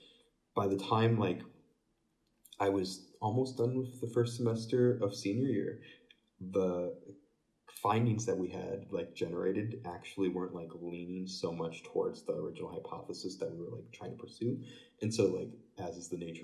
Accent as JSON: {"language": "English", "town": "Fort Wayne", "region": "Indiana", "country": "United States", "said": "I'm from Fort Wayne, Indiana."}